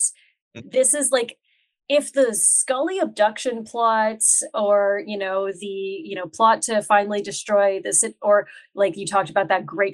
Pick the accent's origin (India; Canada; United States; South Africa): Canada; North Bay, Ontario; I'm from North Bay